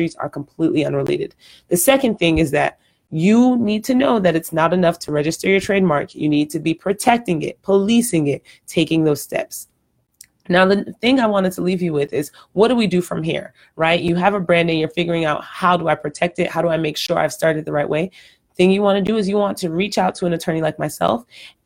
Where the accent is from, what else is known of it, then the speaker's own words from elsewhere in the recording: Nigeria; now in Houston, United States; I'm Nigerian